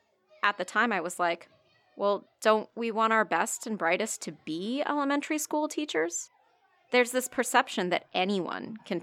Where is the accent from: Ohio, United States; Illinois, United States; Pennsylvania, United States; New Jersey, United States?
Ohio, United States; Akron; I grew up in Akron, Ohio, and I went to school in that area.